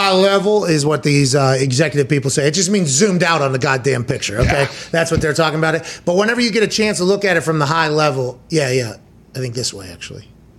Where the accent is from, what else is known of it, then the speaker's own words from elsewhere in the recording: Pittsburgh, Pennsylvania, United States; we're two white trash dudes from Pittsburgh, right? I mean, that's what we are, but we're from Pittsburgh